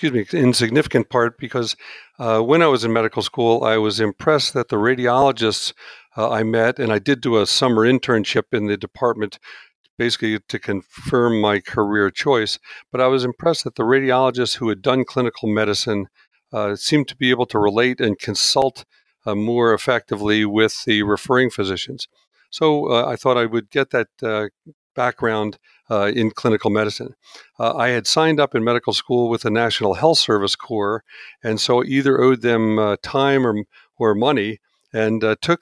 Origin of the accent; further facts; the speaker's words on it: Pennsylvania, United States; And I grew up outside of Philadelphia, living in a suburb as he completed his residency and he joined a practice in the suburban Philadelphia area, Chestnut Hill Hospital.